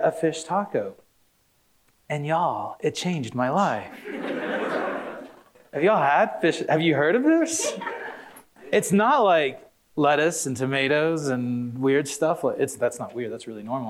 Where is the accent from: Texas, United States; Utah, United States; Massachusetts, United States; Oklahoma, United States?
Oklahoma, United States; I grew up in Oklahoma.